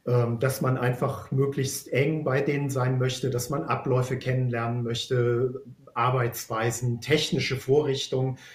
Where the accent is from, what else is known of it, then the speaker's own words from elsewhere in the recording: Bonn, North Rhine-Westphalia, Germany; now in Hamburg, Germany; ich bin ja aus Bonn, das heißt, ich bin gebürtiger Rheinländer. Und damit habe ich ja auch einen fremden Blick auf die Norddeutschen und auf die Hamburger.